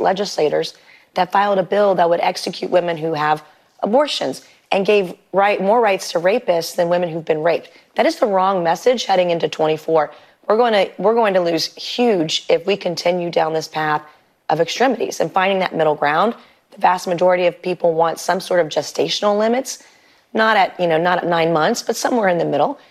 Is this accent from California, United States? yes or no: no; South Carolina, United States; my home state of South Carolina